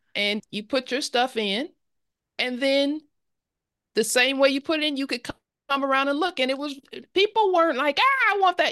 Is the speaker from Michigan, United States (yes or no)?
yes; Detroit, Michigan, United States; moved away as an adult; now in Atlanta, United States; I am from I grew up in Detroit, Michigan, in Detroit, Detroit, uh, mm-hmm. Detroit, Michigan, um, mm-hmm. Northwest Detroit